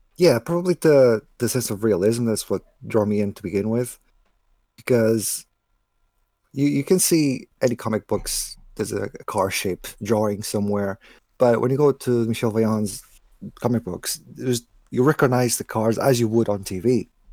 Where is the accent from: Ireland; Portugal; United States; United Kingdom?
Portugal; my hometown in Portugal